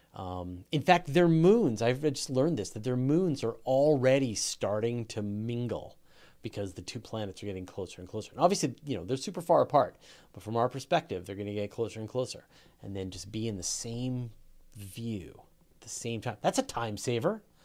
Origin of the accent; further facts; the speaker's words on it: Canada; I'm Canadian